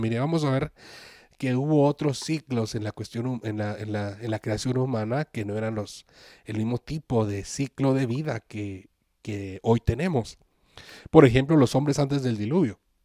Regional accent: Ciudad Juárez, Chihuahua, Mexico; yo soy de Ciudad Juárez, Chihuahua, y me acuerdo cuando era joven, que estaba en la preparatoria

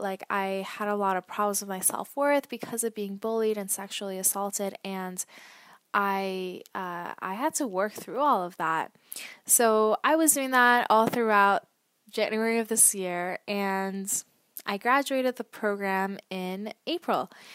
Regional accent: Toronto, Ontario, Canada; also born or lived in Vancouver / Ottawa; I am from Canada, originally Toronto

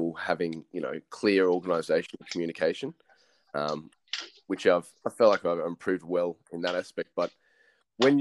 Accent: Brisbane, Queensland, Australia; moved away as an adult; now in Toowoomba, Australia; background's from Brisbane, so I moved up to Toowoomba almost 2 years ago now

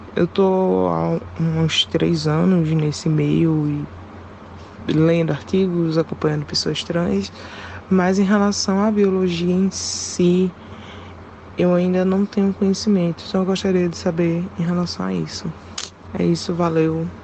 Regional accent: Pernambuco, Brazil; sou do Pernambuco

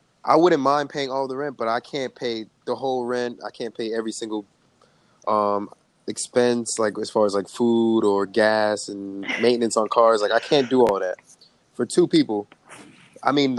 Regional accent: Jamaica; I'm Jamaican

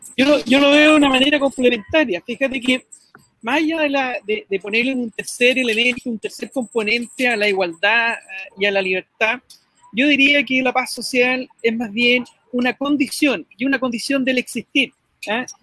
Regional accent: Chile; somos los chilenos

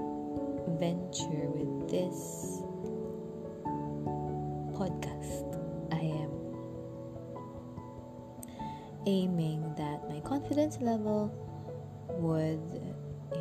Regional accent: Philippines; moved away as an adult; now in Jakarta, Indonesia; So, I'm originally from the Philippines. And I moved to Jakarta in 2013.

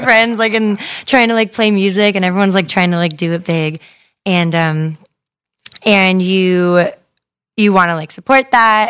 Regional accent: Modesto, California, United States; my hometown that, um, brought some, like, really cool, um, artists, uh, to a cafe in Modesto

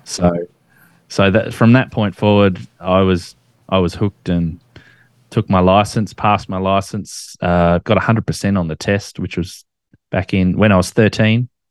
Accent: Australia; as an Australian, we make nicknames for absolutely everything

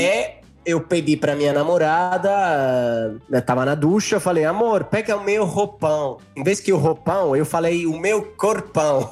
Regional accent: a village near Florence, Tuscany, Italy; Portuguese is a second language; moved away as an adult; also born or lived in São Paulo, Brazil; Eu sou de um vilarejo aqui perto de Florença, um vilarejo do, da, da Idade Média

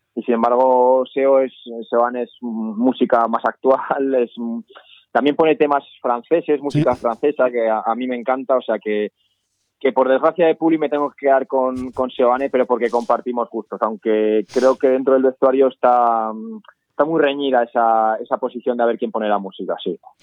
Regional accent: Arnedo, La Rioja, Spain; now in Huesca, Spain; a pesar de ser riojano, siempre he tirado más por mi pueblo.

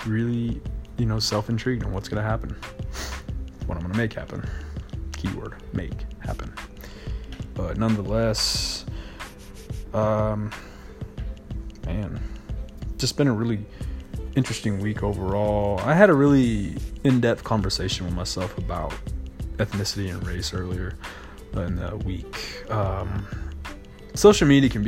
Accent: Hobbs, New Mexico, United States; growing up in Hobbs, New Mexico

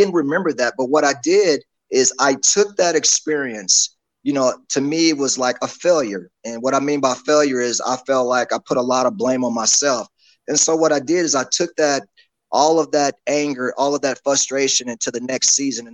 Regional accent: Dallas, Texas, United States; I grew up in Dallas.

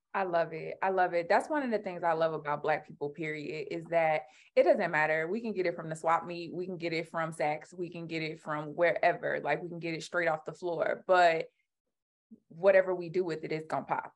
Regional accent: Alabama, United States; moved away; I'm a Southern Black girl. Like I grew up in Alabama

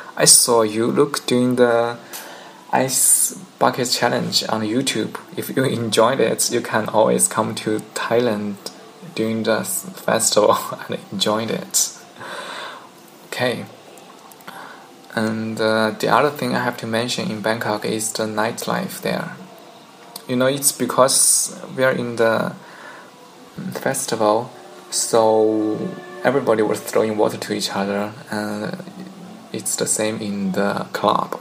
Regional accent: China; English is a second language; from China

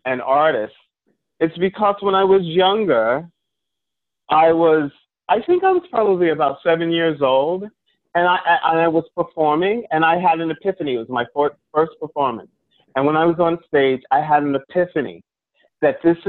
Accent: Long Island, New York, United States; I was raised on Long Island.

